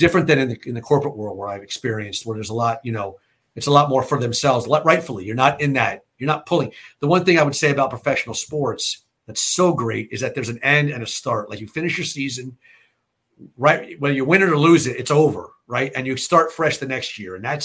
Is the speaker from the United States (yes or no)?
yes; United States; growing up in America